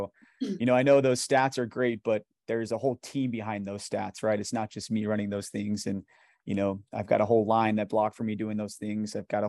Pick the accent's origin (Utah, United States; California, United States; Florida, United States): Utah, United States; Salt Lake City; Yeah, so I grew up in the Harvard Yale area. So kind of over the, I'm an East High local product, I guess. Grew up there my whole life.